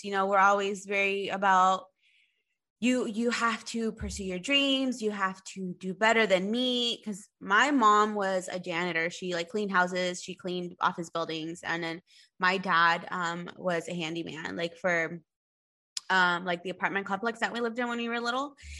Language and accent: English; Spring, Texas, United States; I grew up right here in Spring